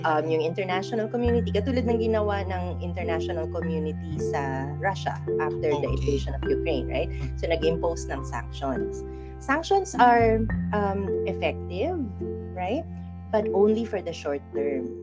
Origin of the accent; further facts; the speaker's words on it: Philippines; I'm a Filipino